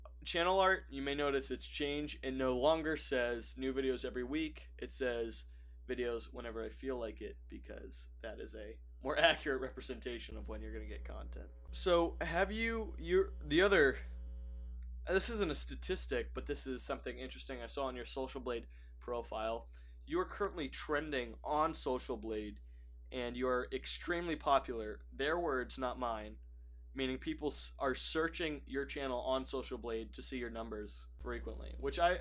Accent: United States; I'm American

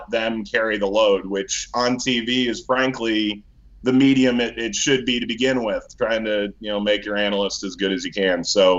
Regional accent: Cleveland, Ohio, United States; moved away; I grew up in Cleveland.

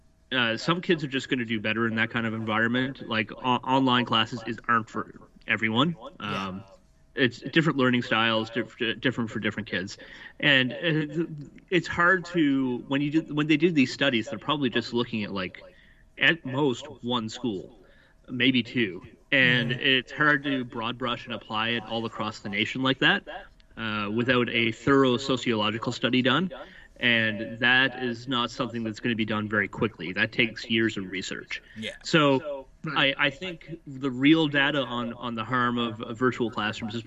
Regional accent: Nova Scotia, Canada; also born or lived in New Brunswick; now in Ontario, Canada; I'm originally from Nova Scotia, moved from New Brunswick, lived in New Brunswick for the last 17 years, and now I'm in Ontario.

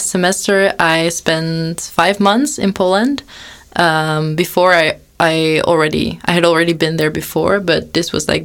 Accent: Belgium; I'm from Belgium

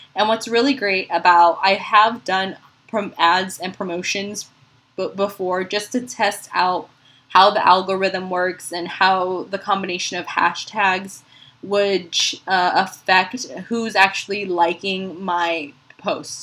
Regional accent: Philippines; now in San Antonio, United States; being a Filipina

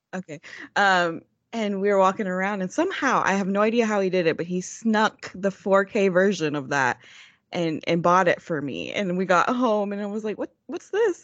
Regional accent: Texas, United States; accent: Texas; my great Texas accent

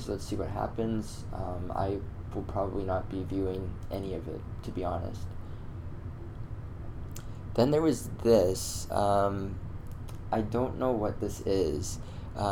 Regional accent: Canada; me being a Canadian myself

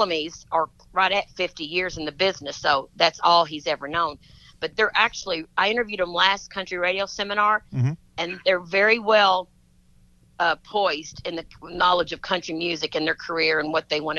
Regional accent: Kentucky, United States; Kentucky, because that's my home state

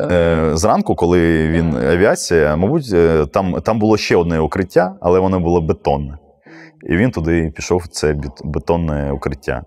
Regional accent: Mariupol, Donetsk Oblast, Ukraine; моє рідне місто

